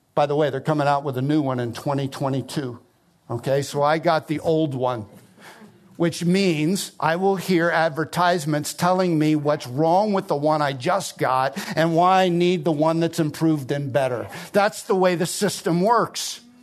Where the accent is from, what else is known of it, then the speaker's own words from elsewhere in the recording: New Jersey, United States; I grew up in South Jersey, it's the garden state